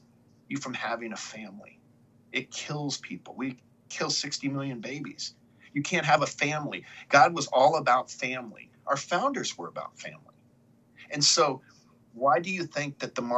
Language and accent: English; United States; as an American citizen, as someone born in the greatest nation in the world